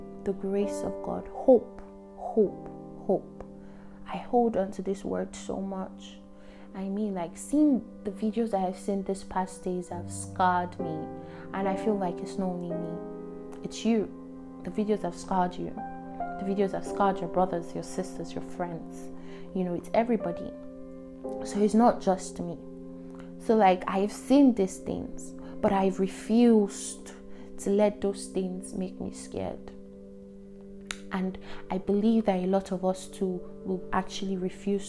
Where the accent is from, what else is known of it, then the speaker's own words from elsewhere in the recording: Nigeria; we hear as Nigerians, as youth, as like Nigerian youths